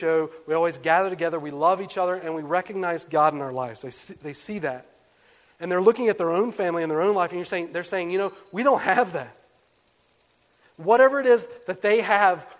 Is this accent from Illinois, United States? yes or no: no; West Virginia, United States; I'm from West Virginia